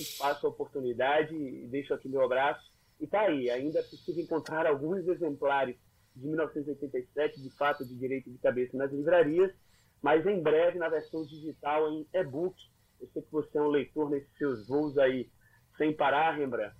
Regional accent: Pernambuco, Brazil; accent: Pernambucano; Aí eu comecei a puxar o, o, o sotaque pernambucano ainda mais pro sertão

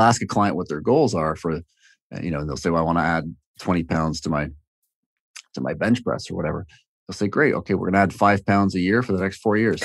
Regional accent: Toronto, Ontario, Canada; also born or lived in Hamilton, Canada; I'm from Toronto

